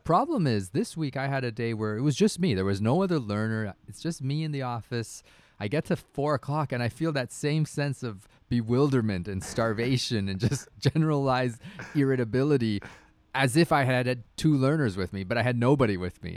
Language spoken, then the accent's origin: English; Canada; I'm a Canadian hockey dad.